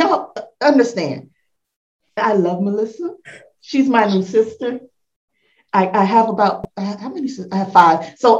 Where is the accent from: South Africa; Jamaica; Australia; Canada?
Jamaica; I'm Jamaican.